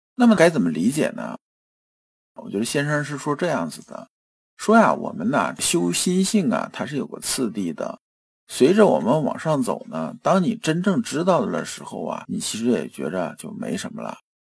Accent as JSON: {"language": "Chinese", "country": "China", "said": "我们中国人"}